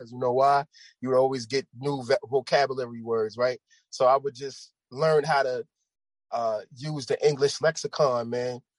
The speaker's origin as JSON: {"language": "English", "region": "New York", "country": "United States", "moved": "yes", "said": "I'm from New York, but I'm not in New York"}